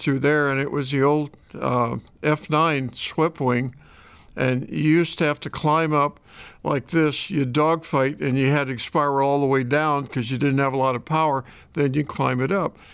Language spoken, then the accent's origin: English; Shelbina, Missouri, United States; moved away as an adult; also born or lived in Los Angeles, California / Chicago area, Illinois; I was born in Los Angeles, but when I was in the sixth grade, we moved back to Shelbyne, Missouri